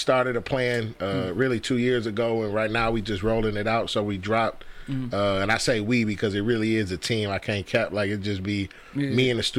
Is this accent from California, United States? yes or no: no; Detroit, Michigan, United States; also born or lived in East Kirby, Detroit; I did most of my primary growing up was West Side, West 7 Mile to be exact.